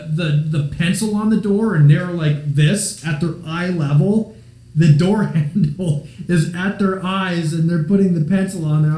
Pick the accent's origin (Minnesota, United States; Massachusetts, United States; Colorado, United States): Minnesota, United States; now in Iowa, United States; I'm from Minnesota. I live in Iowa